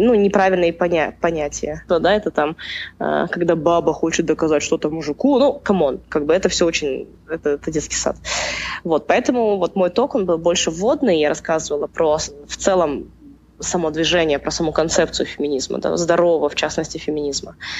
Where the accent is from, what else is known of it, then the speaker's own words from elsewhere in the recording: Almaty, Kazakhstan; я же родилась в Алмате и прожила в Алмате